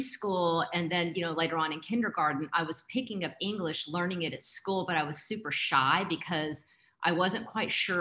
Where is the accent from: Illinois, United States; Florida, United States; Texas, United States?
Texas, United States; Houston; accent: Texas; moved away as an adult; also born or lived in San Diego, United States; growing up in Houston, my parents spoke to me in Spanish, from my mom from Costa Rica.